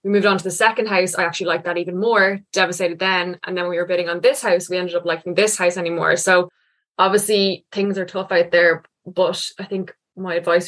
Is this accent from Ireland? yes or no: yes; Kilmacud, Leinster, Ireland; also born or lived in Stillorgan; I'm from Kilmacud, which is obviously beside Stillorgan.